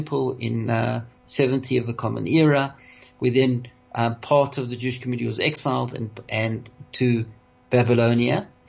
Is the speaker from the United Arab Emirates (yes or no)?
no; South Africa